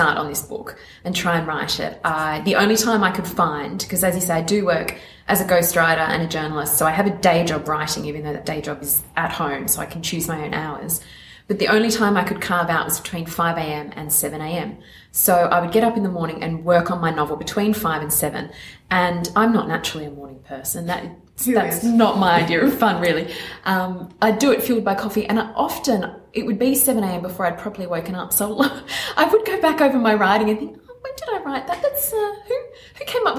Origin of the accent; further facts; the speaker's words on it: Sydney, New South Wales, Australia; I was brought up in Sydney on Darawal land